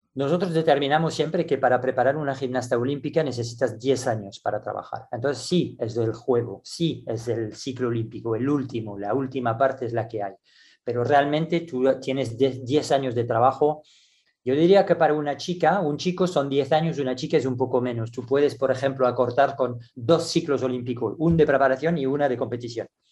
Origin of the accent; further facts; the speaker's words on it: France; moved away as an adult; also born or lived in Barcelona, Spain / Singapore; me dieron en mi país ah, la responsabilidad del equipo nacional junior porque trabajaba en París